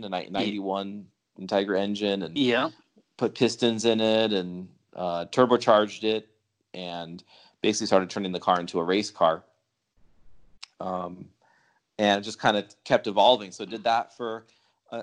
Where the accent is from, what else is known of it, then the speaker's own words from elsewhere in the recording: Huntington Beach, California, United States; also born or lived in New York; I was born in New York, but yeah. I'm pretty much raised, in Southern California